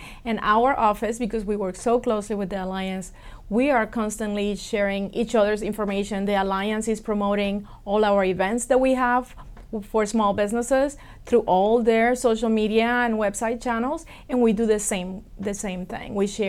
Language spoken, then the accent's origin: English; Puerto Rico; now in Broward County, United States; I'm originally from Puerto Rico. I was born in Puerto Rico, and I'm really proud of my heritage.